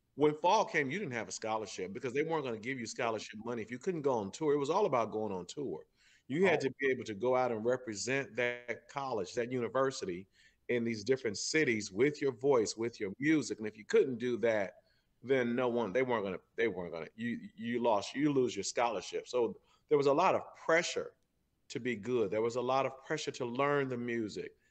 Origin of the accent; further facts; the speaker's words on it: St. Louis, Missouri, United States; I'm from St. Louis. I grew up. I was born and raised right here in uh, in the North St. Louis.